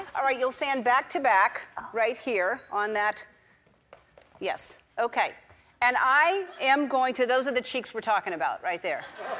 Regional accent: New Orleans, Louisiana, United States; I'm from New Orleans

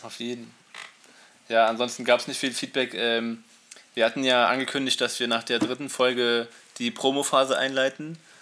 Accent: Berlin, Germany; ich wohne noch nicht so lange hier im Osten Berlins. Also ich bin in Berlin geboren, aber im Westen

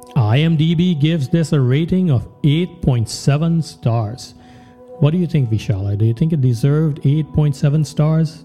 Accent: Trinidad & Tobago; when we were growing up in Trinidad

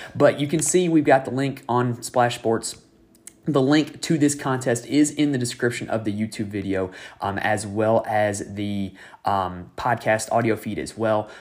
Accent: North Carolina, United States; my home state of North Carolina

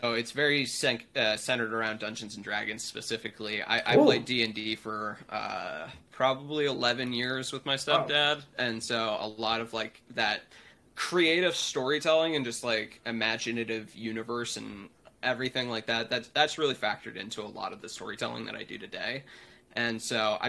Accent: Portland, Oregon, United States; Growing up here in Oregon, and I grew up in Portland specifically

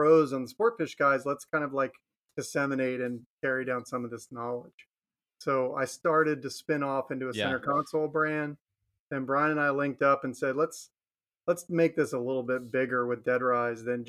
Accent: Maryland, United States; now in Florida, United States; I'm from Maryland originally. Like, I grew up around the Chesapeake Bay

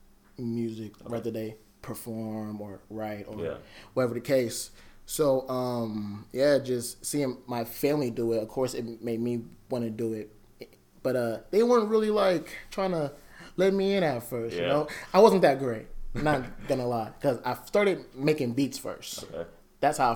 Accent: Des Moines, Iowa, United States; I'm from Des Moines, Iowa, West Side specifically.

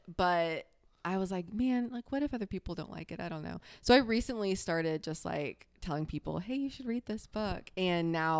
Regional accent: the South, United States; I like to say that I'm from the South. TM because I was born in the South and I was raised in the South.

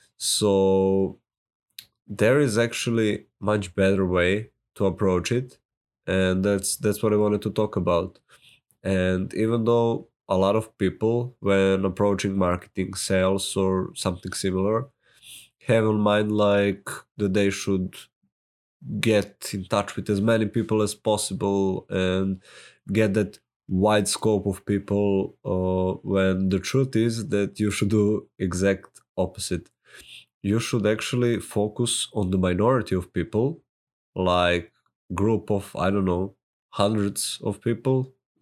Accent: Serbia; accent: Serbian; English is a second language; my Serbian accent might be funny to you. I say pizza, so deal with it.

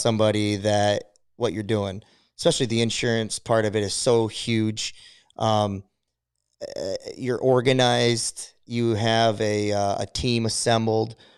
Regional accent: Adrian, United States; growing up in Adrian here, and it, it's a, it's a, it's a middle class, but it's a lower to middle class economy

